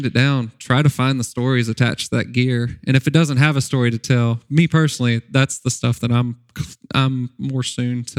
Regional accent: Nashville, Arkansas, United States; I worked for my town paper growing up in Nashville, Arkansas. I went to Nashville High School

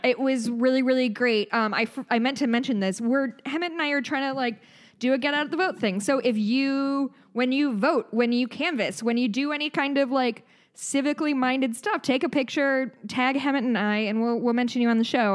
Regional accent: United States; we're American

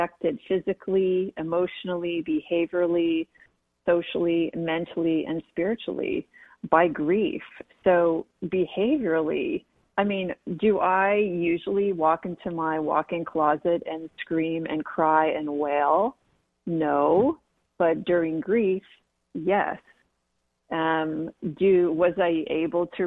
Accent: San Diego, California, United States; growing up in San Diego

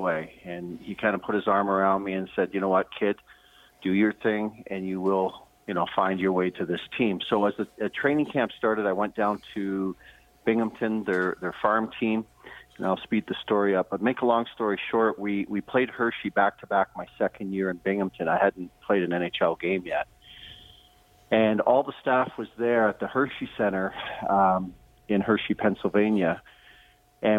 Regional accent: Edmonton, Alberta, Canada; moved away; as a young boy growing up in Edmonton

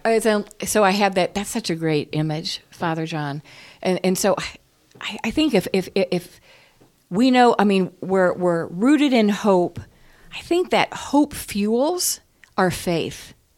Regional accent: United States; I'm an American

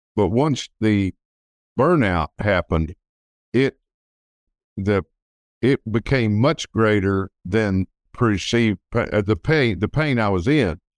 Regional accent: Texas City, Texas, United States; I grew up in Texas City, which is near Galveston, Texas, which is just south of Houston

